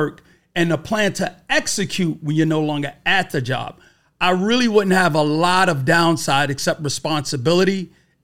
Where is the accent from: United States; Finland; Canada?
United States; New York City, New York; I'm from Brooklyn, New York.